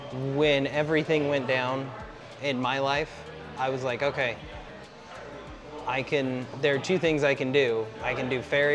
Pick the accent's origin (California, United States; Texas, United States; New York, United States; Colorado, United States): Colorado, United States; also born or lived in Northern New Mexico; Growing up in Southern Colorado, Northern New Mexico.